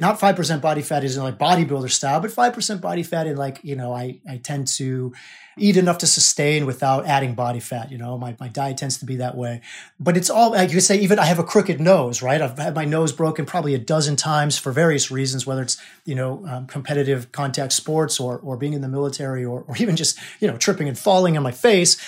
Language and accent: English; United States; I was born in America, right? I'm an American.